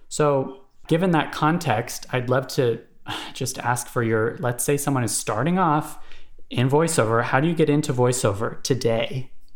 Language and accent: English; Honolulu, Hawaii, United States; I'm from Honolulu, Hawaii, actually